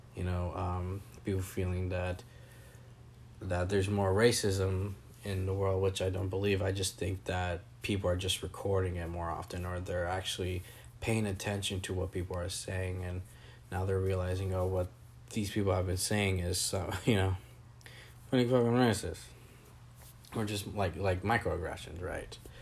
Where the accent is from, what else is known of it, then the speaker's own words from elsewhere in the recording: Napa, California, United States; moved away as an adult; I grew up in Napa